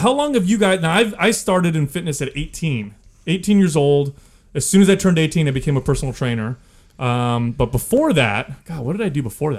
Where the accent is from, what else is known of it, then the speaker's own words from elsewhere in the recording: Bay Area, California, United States; I grew up in California in the Bay Area